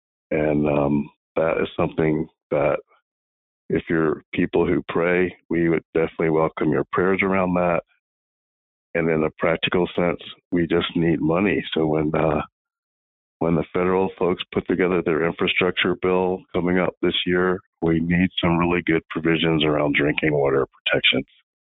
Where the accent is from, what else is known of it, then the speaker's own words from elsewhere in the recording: Chesapeake Bay region, Maryland, United States; I grew up in Maryland, in the Chesapeake Bay region. And so there was a lot of forest and naturally occurring creeks here and there.